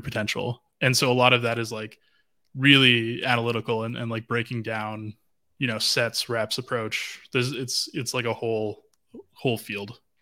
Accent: Vancouver, British Columbia, Canada; I'm from Vancouver.

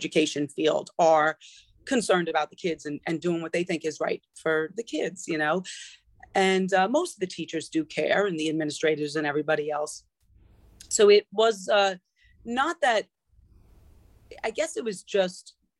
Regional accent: New Rochelle, New York, United States; moved away as an adult; also born or lived in Connecticut; I grew up in New Rochelle in New York

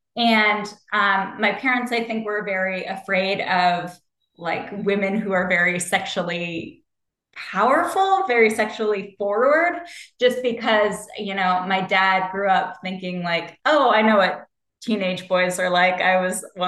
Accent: Ohio, United States; I grew up in the Midwest like you did. I grew up in Ohio

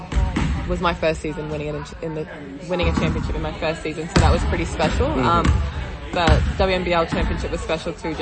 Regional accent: Melbourne, Victoria, Australia; I'm from Melbourne, so it was nice to just be home and play in front of my family and friends

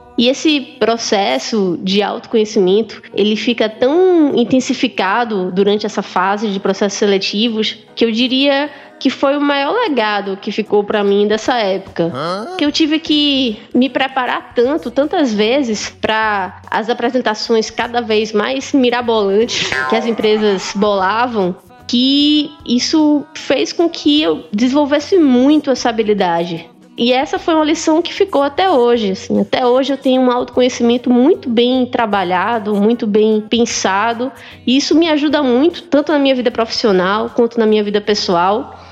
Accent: Pernambuco, Brazil; pelo meu sotaque, eu sou de Pernambuco.

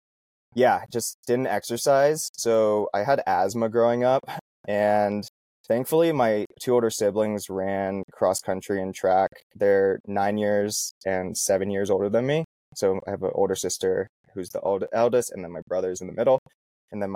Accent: Vancouver, Washington, United States; now in Boulder, United States; I grew up in Vancouver, Washington, in the Pacific Northwest

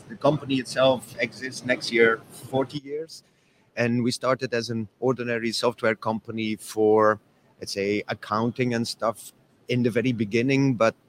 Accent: Flanders, Belgium; We're from Belgium, Europe.

